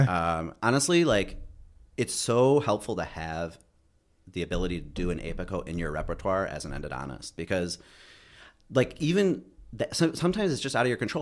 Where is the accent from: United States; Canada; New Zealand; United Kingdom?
United States; Bloomfield Hills, Michigan; I grew up in Michigan. I'm from Michigan. Um, uh, grew up in, like, Bloom-, Bloomfield Hills area